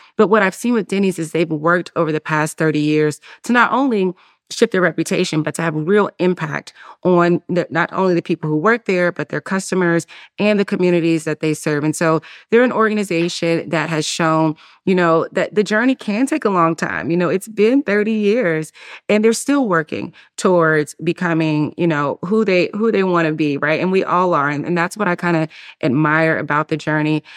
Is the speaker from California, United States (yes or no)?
no; Durham, North Carolina, United States; moved away as an adult; also born or lived in Atlanta, Georgia; I grew up in Durham, North Carolina, uh, and though I don't live there anymore